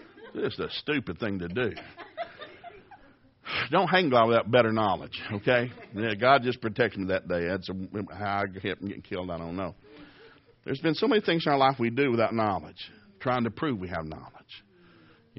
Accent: Tennessee, United States; I grew up in Tennessee

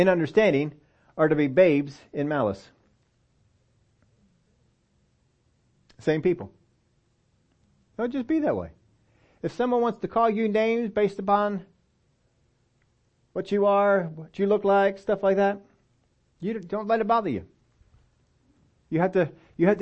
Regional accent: Pennsylvania, United States; moved away as an adult; also born or lived in Oklahoma

